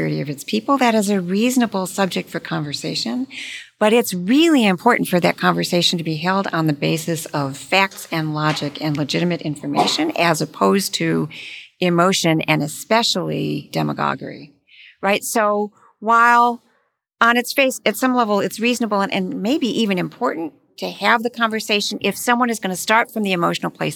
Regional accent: Michigan, United States; moved away; I'm from Michigan, I'm from the Midwest

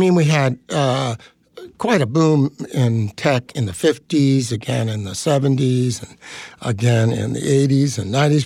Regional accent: Bay Area, California, United States; I grew up in the Bay Area

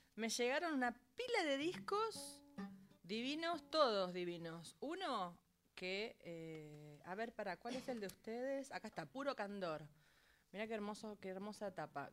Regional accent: San Nicolás de los Arroyos, Buenos Aires Province, Argentina; San Nicolás, que es mi pueblo

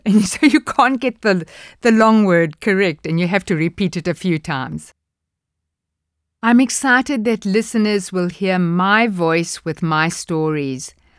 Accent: South Africa; accent: South African

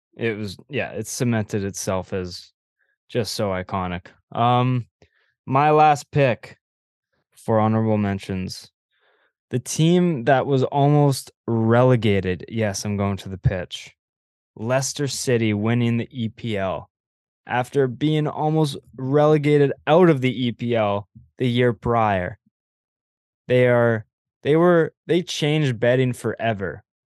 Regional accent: Canada; as a Canadian

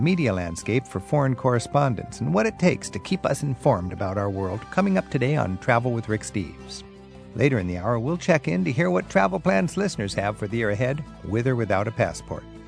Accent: Seattle, Washington, United States; I'm from Seattle

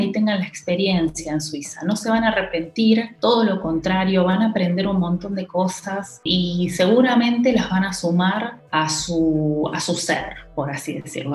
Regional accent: Argentina; moved away as an adult; also born or lived in Lucerne, Switzerland; now in Switzerland; yo venía, viste, de, capital

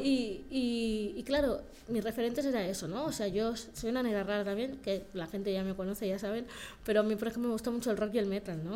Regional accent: Barcelona, Catalonia, Spain; yo nací aquí en Barcelona. Bueno, nací en Barcelona por la gente que nos vea de fuera, o sea, en Barcelona. Y me adoptaron al acabar de nacer, una familia blanca. Entonces yo nací aquí, tuve una infancia buena.

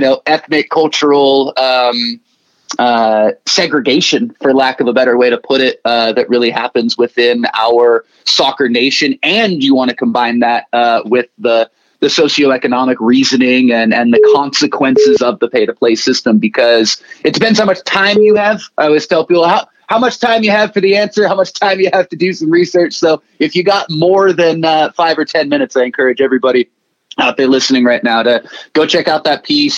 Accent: Watsonville, California, United States; moved away as an adult; now in San Diego, United States; Watsonville High School in, in my hometown

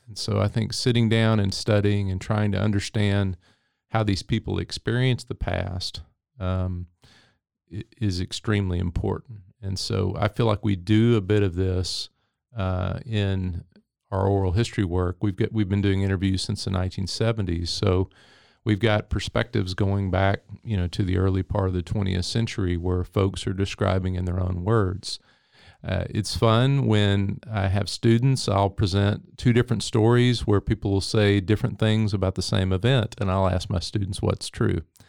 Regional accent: Henderson, Texas, United States; moved away as an adult; also born or lived in California; Henderson, Texas, which is where I'm from.

